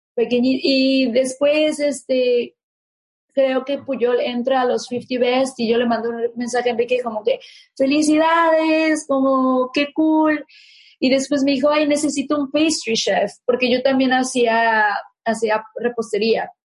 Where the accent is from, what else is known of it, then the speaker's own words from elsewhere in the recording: Mexico; moved away; usábamos en México